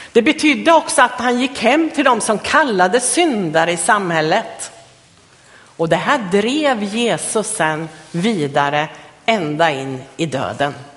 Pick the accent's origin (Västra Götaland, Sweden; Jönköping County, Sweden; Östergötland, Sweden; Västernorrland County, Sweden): Östergötland, Sweden; moved away; jag kommer från Östergötland från början, så där växte jag upp.